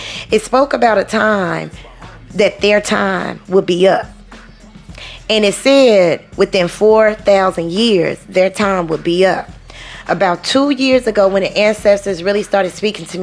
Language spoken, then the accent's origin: English; Chicago, Illinois, United States; now in Southern United States, United States; I was born and brought up in Illinois, in Chicago, okay? We live in the South now.